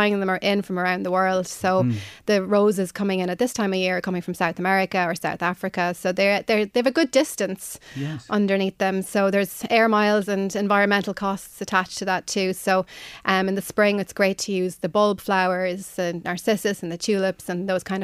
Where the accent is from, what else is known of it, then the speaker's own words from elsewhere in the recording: County Offaly, Leinster, Ireland; moved away as an adult; also born or lived in New York, United States / London, United Kingdom; now in Oldcastle, Ireland; I grew up in Dangan County, Offaly